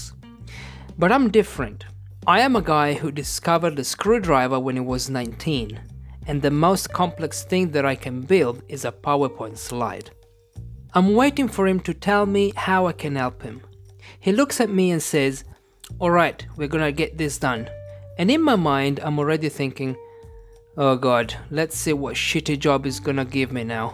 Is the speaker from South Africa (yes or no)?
no; Italy; I am an English teacher from Italy